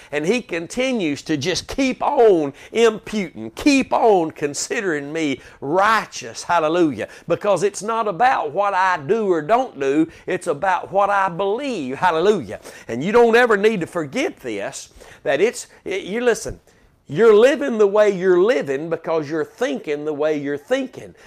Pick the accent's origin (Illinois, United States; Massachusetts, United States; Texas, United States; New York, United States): Texas, United States; as a Texan